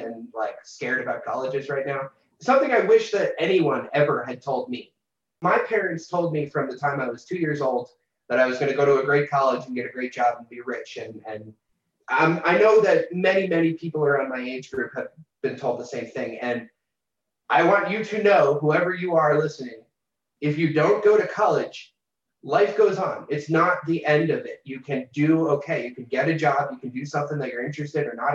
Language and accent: English; New Jersey, United States; moved away as an adult; now in Pueblo, United States; my little store in my hometown that I live 2 minutes away from